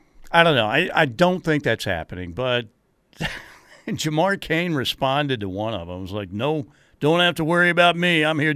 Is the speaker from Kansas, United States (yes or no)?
yes; Hays, Kansas, United States; I'm from Hayes, Kansas.